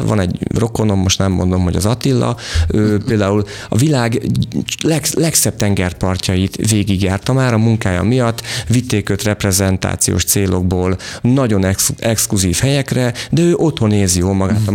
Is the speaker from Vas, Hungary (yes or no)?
yes; Vas, Hungary; moved away; én Vasmegyei vagyok